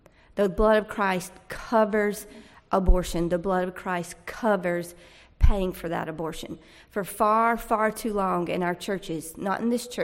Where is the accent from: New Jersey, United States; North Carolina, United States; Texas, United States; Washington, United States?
North Carolina, United States; Fuquay-Varina; I'm from Fuquay